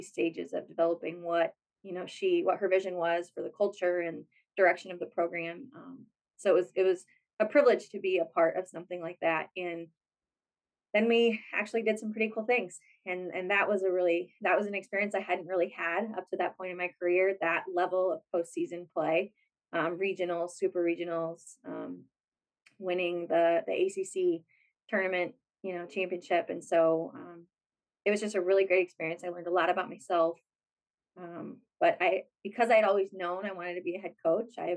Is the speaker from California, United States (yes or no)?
yes; California, United States; moved away as an adult; also born or lived in Michigan; I am from California